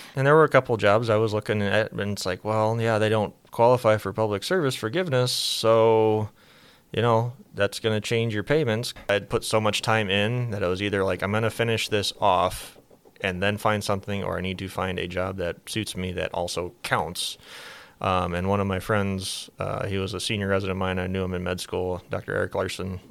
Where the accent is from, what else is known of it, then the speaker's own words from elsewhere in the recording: Laurens, Iowa, United States; also born or lived in Baltimore, Maryland / Washington, D.C.; I am originally from Lorenz, Iowa, so go north on seventy-one, about a hundred miles.